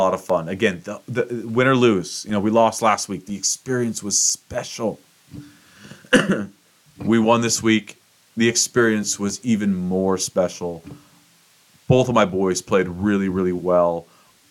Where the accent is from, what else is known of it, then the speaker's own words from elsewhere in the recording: Seattle, Washington, United States; I'm born and raised in Seattle, Washington